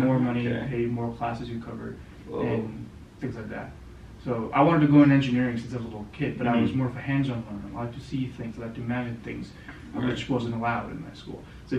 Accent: Canada; being a Canadian, it gives you an access to a lot of countries without a visa to travel.

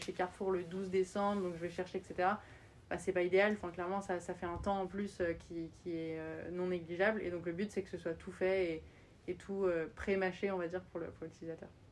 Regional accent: France; moved away as an adult; also born or lived in Austin, Texas, United States / New York, United States; j'ai collège, lycée jusqu'à mon bac en France

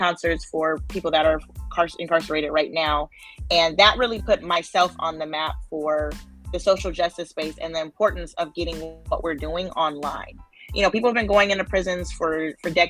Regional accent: Oakland, California, United States; I grew up in Oakland, where, you know, the founding of the Black Panthers

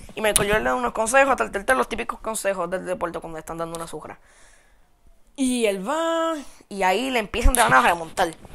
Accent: Puerto Rico; somos ciudadanos de Estados Unidos

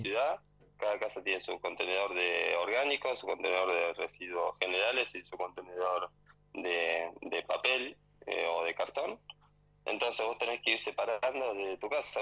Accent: Tolosa, Buenos Aires, Argentina; moved away as an adult; now in Adelaide, Australia; nací, me crié en Tolosa y en 2, y 521

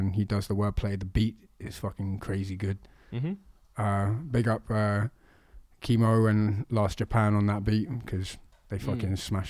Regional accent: Pimlico, London, United Kingdom; No, I'm originally from Pimlico.

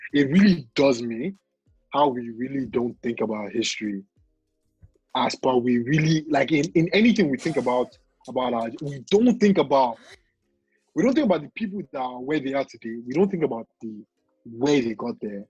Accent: Ibadan, Oyo, Nigeria; moved away; We were born to Nigerian parents in Ibadan.

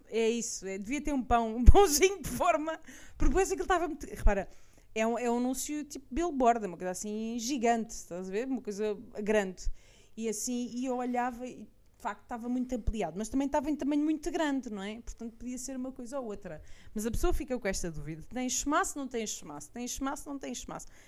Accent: Portugal; eu sou muito portuguesa

